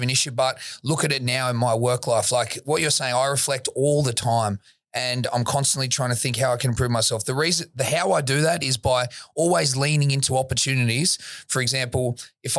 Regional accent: Sydney, New South Wales, Australia; I grew up in Woolloomooloo, not when it was how it is now

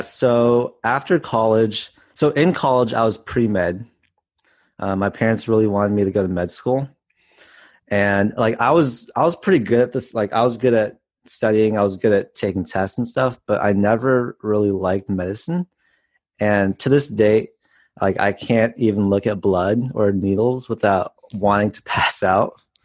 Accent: Palo Alto, California, United States; now in Southern California, United States; I grew up in the Bay Area in Palo Alto.

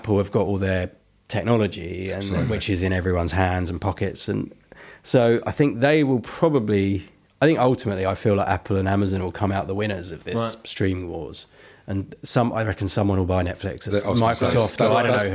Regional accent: Benfleet, East of England, United Kingdom; I didn't grow up in Basildon, but I grew up in Benfleet, which is next door.

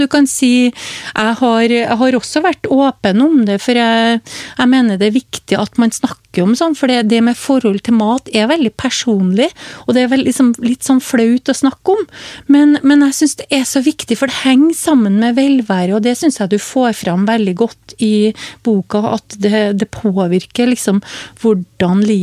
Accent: Hummelvika, Trøndelag, Norway; Altså nå, Jeg kommer jo fra Trøndelag, som du hører, fra Hummelvika. Og jeg vokste jo opp med et liv, familieliv uten sukker.

